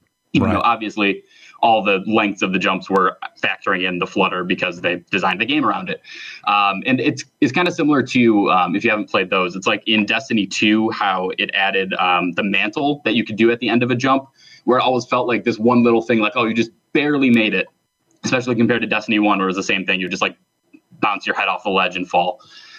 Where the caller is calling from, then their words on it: Palatine, Illinois, United States; from Palatine, Illinois.